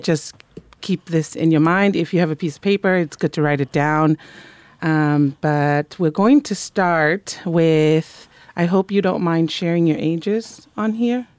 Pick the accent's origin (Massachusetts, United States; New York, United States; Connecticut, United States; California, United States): California, United States; Monterey; moved away; I was raised in Monterey